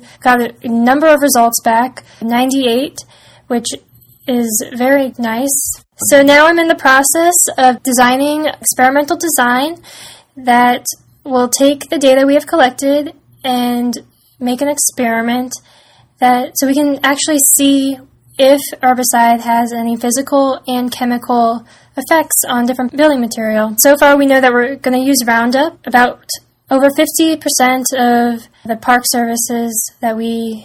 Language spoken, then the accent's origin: English; Fairfax, Virginia, United States; I'm from Fairfax, Virginia